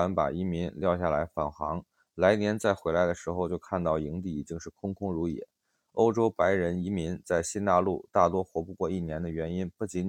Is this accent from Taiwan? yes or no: no; China; 我们中国人